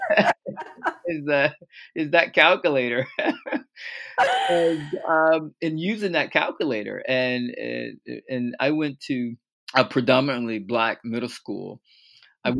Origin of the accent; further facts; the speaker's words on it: Fort Lauderdale, Florida, United States; born and raised in Fort Lauderdale, Florida